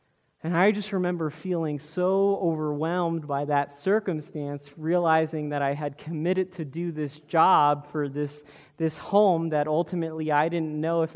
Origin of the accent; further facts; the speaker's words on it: South Florida, United States; growing up in Florida, we regularly deal with hurricanes